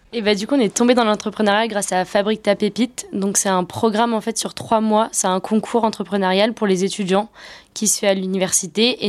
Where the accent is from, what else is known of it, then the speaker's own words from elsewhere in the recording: Brittany, France; chez nous en Bretagne